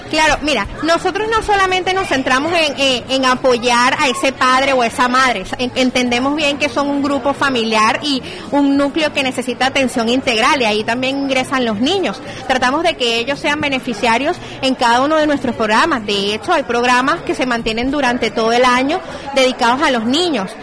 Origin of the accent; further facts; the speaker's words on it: Venezuela; moved away as an adult; now in Barranquilla, Colombia; soy venezolana, comunicador social. Ya en Barranquilla tengo dos años